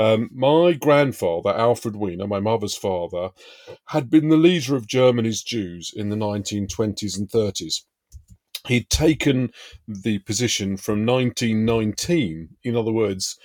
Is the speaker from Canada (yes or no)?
no; London, United Kingdom; I was brought up in Hendon Central, around the corner from Brent Cross Shopping Centre